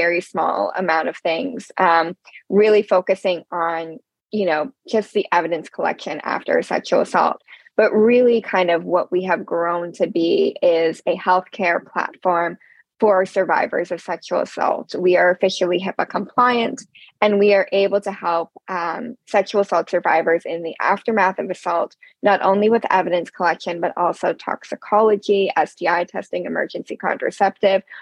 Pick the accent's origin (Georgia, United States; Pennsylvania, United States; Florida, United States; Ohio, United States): Pennsylvania, United States; Pittsburgh; I grew up in Pittsburgh, Pennsylvania.